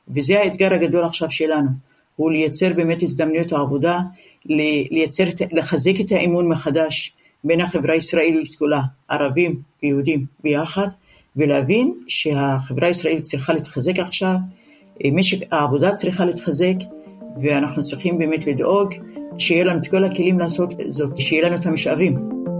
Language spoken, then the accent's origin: Hebrew; Israel; כחברה ערבית אין לנו ארץ אחרת. נולדנו כאן, נשאר כאן, נחיה כאן